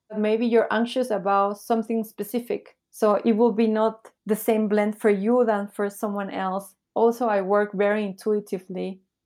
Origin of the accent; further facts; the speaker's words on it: Peru; moved away as an adult; also born or lived in Bolivia / Taiwan / Nicaragua; now in Shanghai, China; I was born in Bolivia. But then when I was little, I moved to Peru. So this is where I grew up in Peru